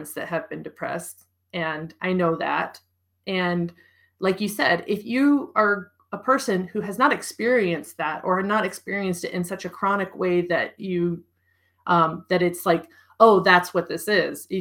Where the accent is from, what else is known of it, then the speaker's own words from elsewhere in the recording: United States; moved away; also born or lived in Europe; as an American